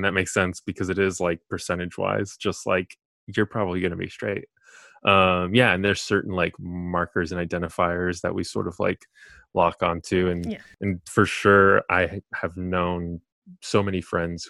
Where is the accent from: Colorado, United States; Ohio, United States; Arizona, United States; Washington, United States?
Colorado, United States; moved away as an adult; also born or lived in California; now in New York, United States; I'm originally from California, and I went to high school, middle school in Colorado